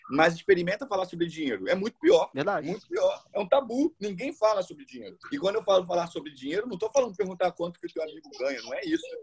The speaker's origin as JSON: {"language": "Portuguese", "country": "Brazil", "said": "E nós que somos brasileiros, cara, a gente tem uma crença de que ser rico é pecado."}